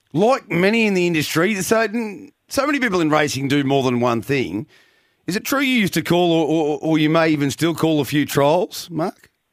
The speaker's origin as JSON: {"language": "English", "town": "Geelong", "region": "Victoria", "country": "Australia", "tie": "born or raised there", "said": "I was born and raised in Geelong"}